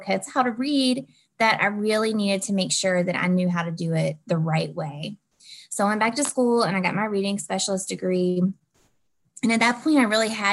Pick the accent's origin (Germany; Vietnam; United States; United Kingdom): United States; Southwest Virginia; I'm from Southwest Virginia.